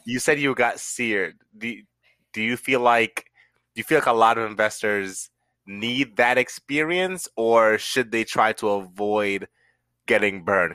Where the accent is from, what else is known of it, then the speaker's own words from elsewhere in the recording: Jamaica; I'm also from the islands as well, if you didn't know, I'm from Jamaica